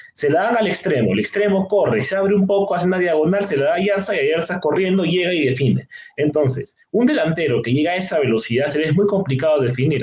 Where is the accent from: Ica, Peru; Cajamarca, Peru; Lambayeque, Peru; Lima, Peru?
Lima, Peru; como limeño que soy